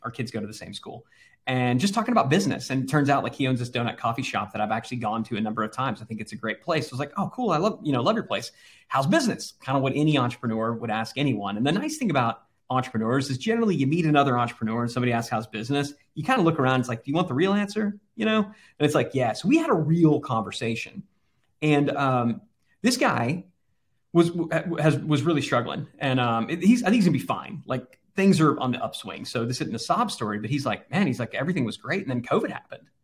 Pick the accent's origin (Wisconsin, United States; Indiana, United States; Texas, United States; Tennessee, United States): Texas, United States; growing up in Texas and having, having a place on the Texas coast